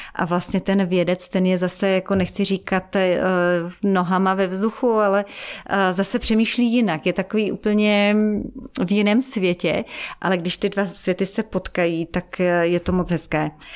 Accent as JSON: {"language": "Czech", "country": "Czechia", "also_born_or_lived": "Africa / Israel", "said": "jsem z České republiky"}